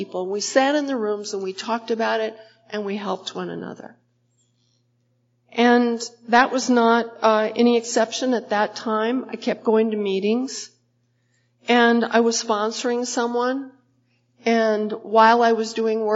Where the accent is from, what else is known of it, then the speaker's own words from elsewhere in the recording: New York City, New York, United States; I'm a New Yorker